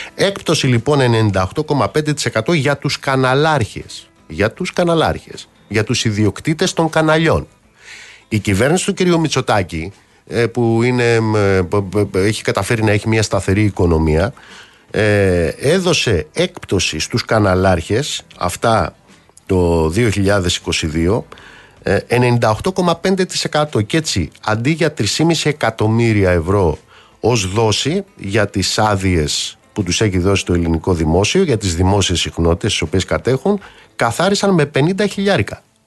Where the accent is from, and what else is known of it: Greece